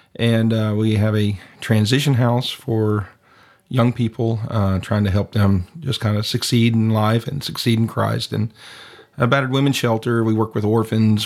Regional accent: East Texas, United States; moved away as an adult; now in San Cristobal, Mexico; I'm originally from East Texas

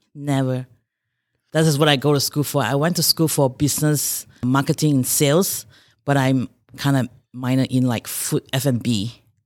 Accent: Malaysia; moved away as an adult; now in Rochester, United States; I grew up in Malaysia. I came by here in two thousand and four to Rochester, Minnesota.

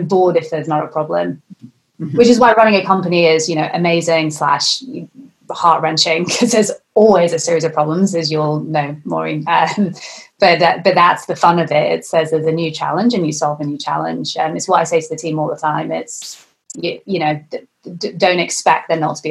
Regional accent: Lancashire, North West England, United Kingdom; I'm at my parents' house where I grew up in Lancashire

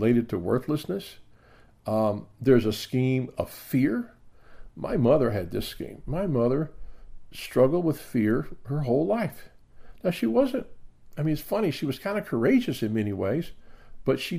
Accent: the South, United States; I grew up in the South

